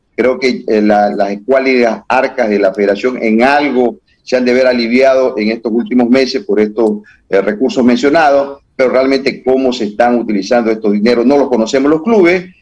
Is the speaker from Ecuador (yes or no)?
yes; Ecuador